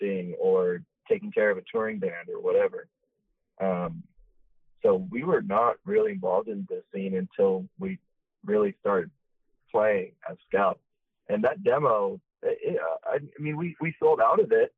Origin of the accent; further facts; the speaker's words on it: South Orange County, California, United States; we grew up in South County